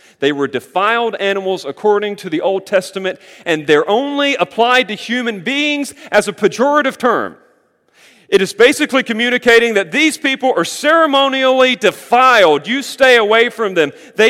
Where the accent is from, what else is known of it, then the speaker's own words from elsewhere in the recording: North Carolina, United States; Look, I grew up in North Carolina, surrounded by fields. Sometimes it was cornfields, sometimes it was soybeans.